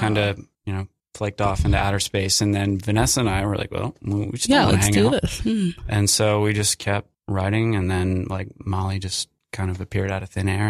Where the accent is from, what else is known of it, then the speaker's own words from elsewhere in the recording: Philadelphia, Pennsylvania, United States; now in New York City, United States; I'm from Philadelphia originally, that way, and I lived there for about 10 years